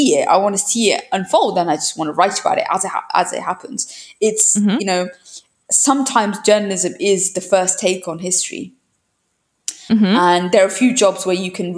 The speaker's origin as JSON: {"language": "English", "country": "United Kingdom", "moved": "as an adult", "lives_now": "Brussels, Belgium", "said": "being a Brit, it's interesting because I came from the UK"}